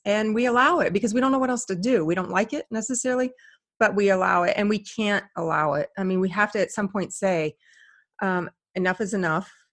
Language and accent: English; Indiana, United States; moved away; I grew up in Indiana